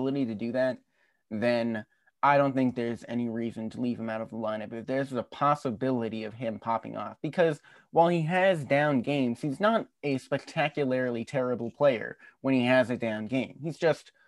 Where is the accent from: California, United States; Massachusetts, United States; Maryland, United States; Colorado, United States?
Massachusetts, United States; I'm from Massachusetts